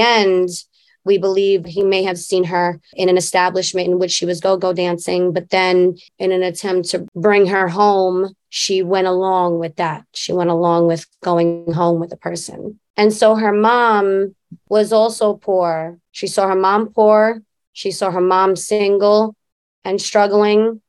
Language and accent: English; New York City, New York, United States; we grew up in Queensbridge